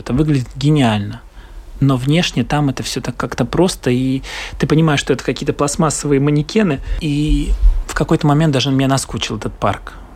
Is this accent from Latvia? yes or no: yes; Riga, Latvia; я э, артист из Риги